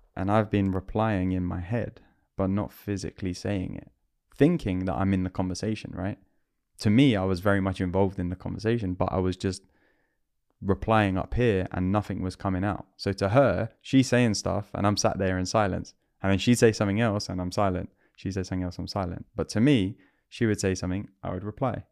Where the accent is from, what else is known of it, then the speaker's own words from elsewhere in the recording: London, United Kingdom; I'm a Londoner